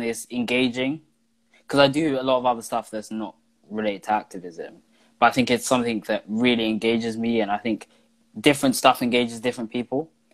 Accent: London, United Kingdom; I'm from Camden, I'm an activist

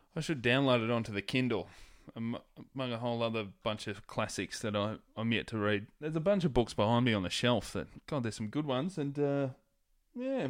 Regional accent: Hoppers Crossing, Victoria, Australia; where I grew up in Hoppers

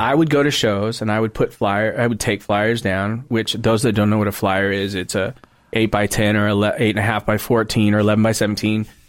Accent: South End of Seattle / Auburn, Washington, United States; I was living with my mom in the Southend

